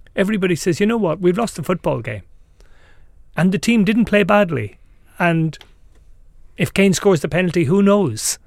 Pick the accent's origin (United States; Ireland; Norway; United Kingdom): Ireland; I'm Irish